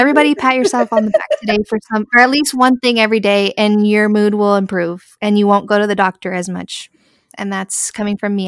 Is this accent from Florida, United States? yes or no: no; San Angelo, Texas, United States; we come from San Angelo. So, we went to, like, a small town, high school